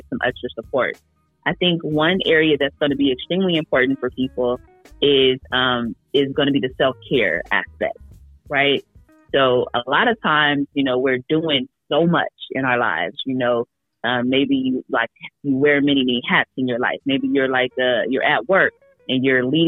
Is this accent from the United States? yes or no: yes; Oakland, California, United States; I grew up in Oakland